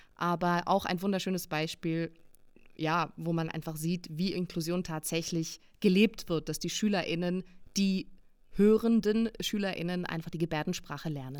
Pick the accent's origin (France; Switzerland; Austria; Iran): Switzerland; Ich als Schweizerin